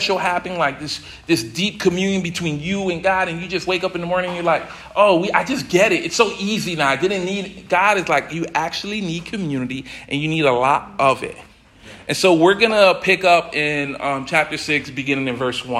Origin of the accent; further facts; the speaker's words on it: the South, United States; now in New England, United States; I'm from the South originally